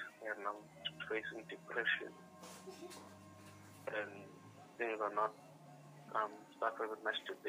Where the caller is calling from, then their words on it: Durban, KwaZulu-Natal, South Africa; I'm calling from Durban.